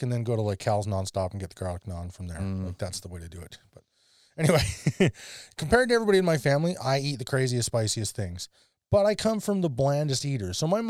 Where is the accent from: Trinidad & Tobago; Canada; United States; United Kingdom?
Canada; Live in Canada, you dork. And then I was unprepared for the spice level. As a Canadian kid who'd lived on